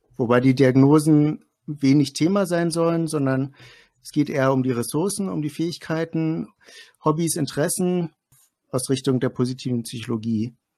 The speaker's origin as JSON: {"language": "German", "town": "Greifswald", "region": "Mecklenburg-Vorpommern", "country": "Germany", "said": "ich komme aus Greifswald, das ist in Mecklenburg-Vorpommern"}